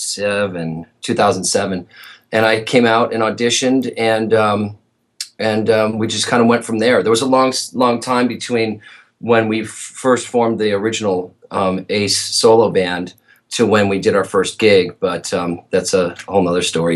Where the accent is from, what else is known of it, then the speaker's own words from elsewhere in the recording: Chicago, Illinois, United States; I grew up in Chicago